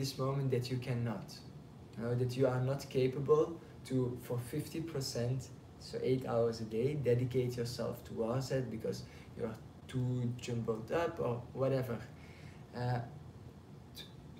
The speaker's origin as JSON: {"language": "English", "country": "Belgium", "moved": "yes", "lives_now": "Passy, France", "said": "I'm from Belgium"}